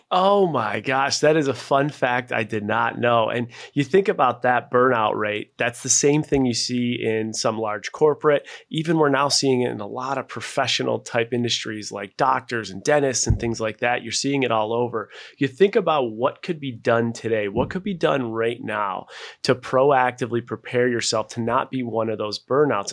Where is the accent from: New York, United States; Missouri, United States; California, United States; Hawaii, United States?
New York, United States; Buffalo; moved away; also born or lived in Seattle; I was born and raised in Buffalo, New York